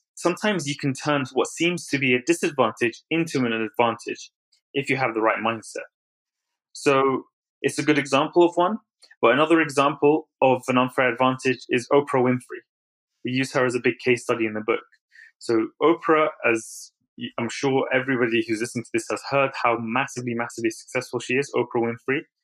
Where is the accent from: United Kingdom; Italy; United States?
United Kingdom; London; also born or lived in Baghdad, Iraq; I moved to London when I was three years old with my family